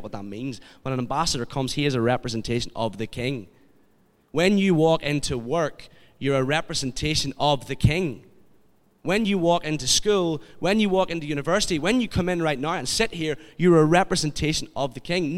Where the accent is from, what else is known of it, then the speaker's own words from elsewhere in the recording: Kilkeel, Northern Ireland, United Kingdom; I'm from Kilkeel